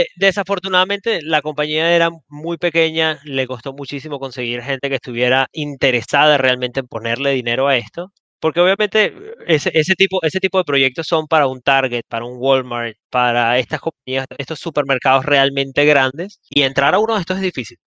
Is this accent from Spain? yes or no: no; Venezuela; yo soy de Venezuela